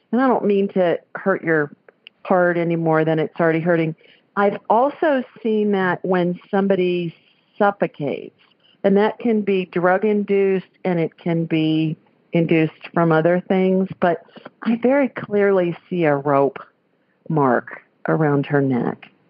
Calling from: Lakeland, Florida, United States; I'm calling from Lakeland, Florida.

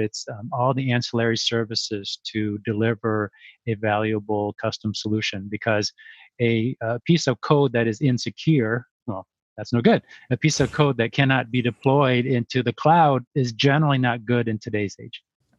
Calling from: Minneapolis, Minnesota, United States; also born or lived in Chicago; I am from Minneapolis area.

